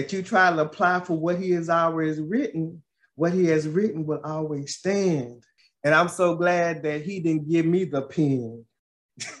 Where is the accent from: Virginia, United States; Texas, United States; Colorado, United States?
Texas, United States; Paris; my hometown of Paris, Texas